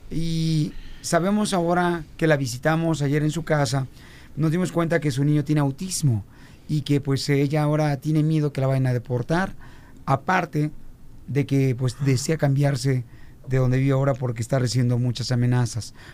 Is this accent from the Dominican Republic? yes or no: no; Zacazonapan, State of Mexico, Mexico; En el Estado de México nací. Soy, Soy